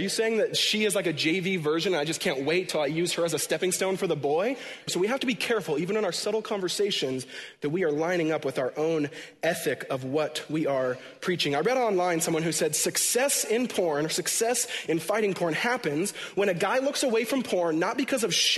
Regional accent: Washington, United States; born or raised there

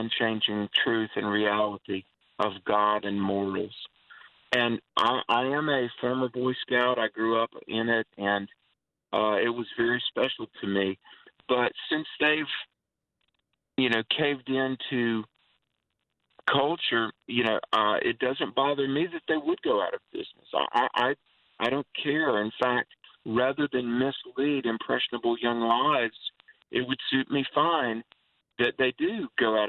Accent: United States; growing up in America

